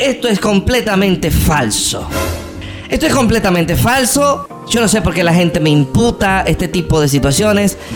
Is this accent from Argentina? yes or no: yes; Argentina; yo, yo soy argentino y soy incapaz de traicionar.